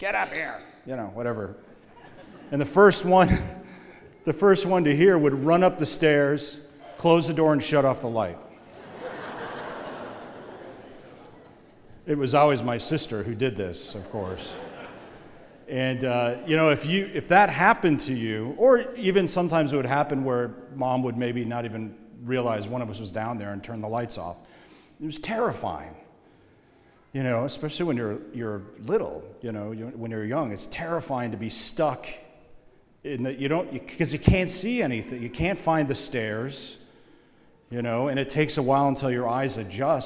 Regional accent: Oshkosh, Wisconsin, United States; growing up in Oshkosh, Wisconsin, just like most places in the Midwest, we had a basement

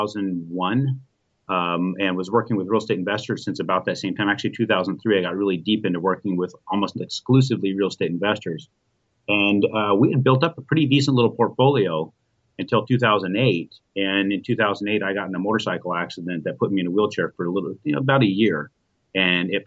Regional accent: Arizona, United States; I'm from Arizona, and I do business all over the country.

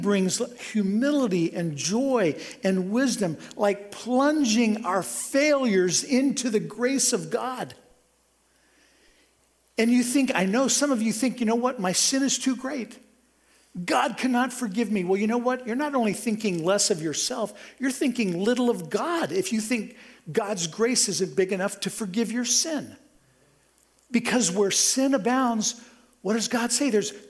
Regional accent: Topeka, Kansas, United States; my hometown, from Topeka, Kansas

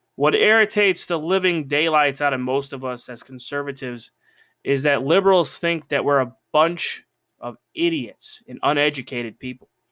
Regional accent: United States

